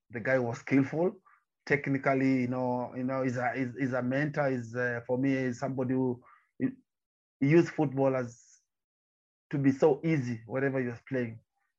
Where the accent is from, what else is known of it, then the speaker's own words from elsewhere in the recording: Nyanza, Kenya; I'm coming from the Nyanza province in Kenya, near to Lake Victoria.